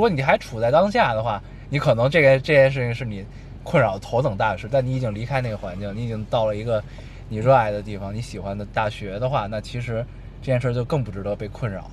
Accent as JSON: {"language": "Chinese", "region": "Beijing", "country": "China", "tie": "born or raised there", "said": "我们俩是就是土生土长北京人"}